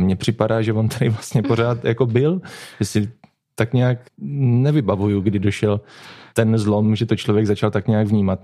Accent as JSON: {"language": "Czech", "town": "Popice", "region": "South Moravian Region", "country": "Czechia", "tie": "born or raised there", "said": "naší rodné vesničky"}